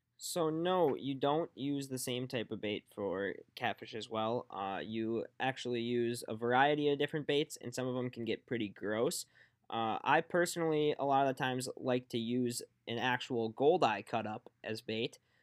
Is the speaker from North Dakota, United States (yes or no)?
yes; Fargo, North Dakota, United States; back down in Fargo, where my hometown is